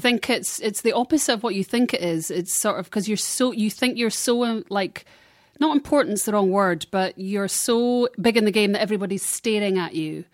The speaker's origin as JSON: {"language": "English", "region": "Scotland", "country": "United Kingdom", "tie": "born or raised there", "moved": "yes", "lives_now": "Los Angeles, United States", "said": "in Scotland, you felt part of the United Kingdom"}